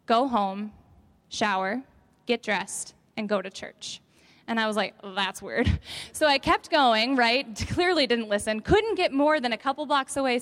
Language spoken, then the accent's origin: English; Evansville, Wisconsin, United States; I grew up in Evansville, Wisconsin